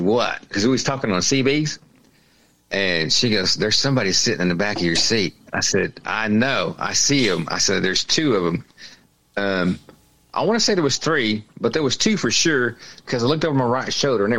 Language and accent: English; Oklahoma, United States; I grew up in Oklahoma